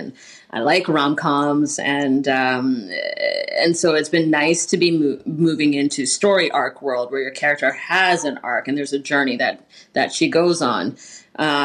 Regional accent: Toronto, Ontario, Canada; now in Vancouver, Canada; I'm from Toronto, but in my home here in Vancouver

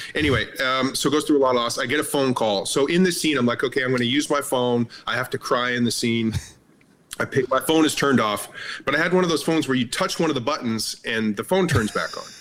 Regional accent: Canada; I'm Canadian, so I've worked on a lot of Canadian productions.

